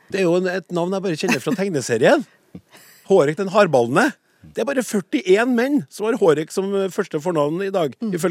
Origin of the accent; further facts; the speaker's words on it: Oslo, Norway; Jeg har vokst opp i områder i Oslo